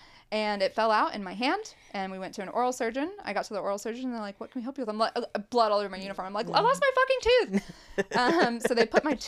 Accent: Appalachia, United States; And I think for like, growing up in Appalachia, like constantly trying to overcome all the stereotypes, or people will be like, you're so lucky you got out.

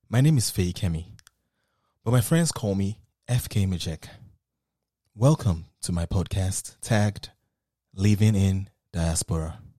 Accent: Nigeria; now in United States; as a Nigerian who lives in the United States

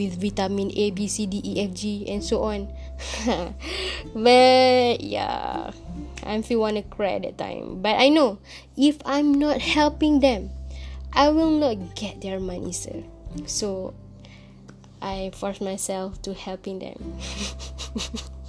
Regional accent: Kedah, Malaysia; I go back to my hometown in Kedah.

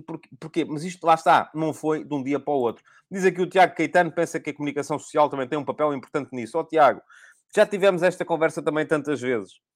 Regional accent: Corujo, Santarém District, Portugal; eu nasci em Corujo, o meu avô e a minha avó eram de Corujo também, no interior do distrito de Santarém

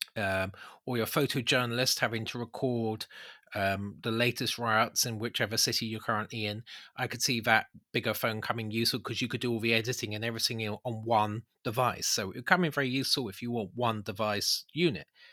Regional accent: United Kingdom; we're British

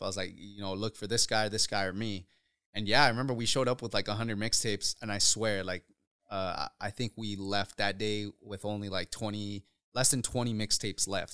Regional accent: Othello, Washington, United States; also born or lived in Uruapan, Michoacán, Mexico; Growing up in Othello

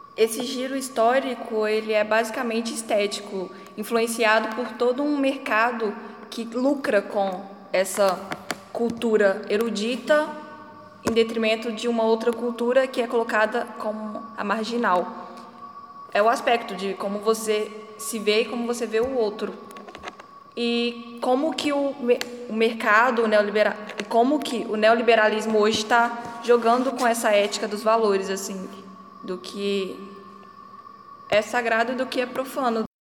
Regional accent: Resende Costa, Minas Gerais, Brazil; moved away as an adult; now in Mariana, Brazil; E eu venho de Resende Costa, que é uma cidade dita histórica também

